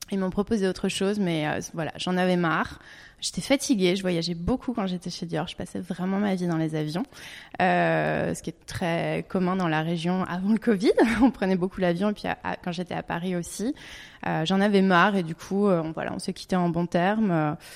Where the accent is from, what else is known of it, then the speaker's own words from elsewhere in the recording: Hong Kong; born there; also born or lived in France / Canada / England / Italy; j'ai vécu en, bah, vécu en France évidemment, mais je suis née à Hong Kong. J'ai vécu au Canada, en Angleterre